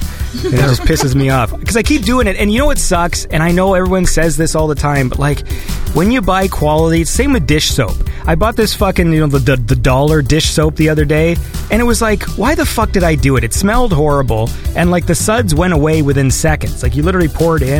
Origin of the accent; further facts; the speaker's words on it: Canada; I'm Canadian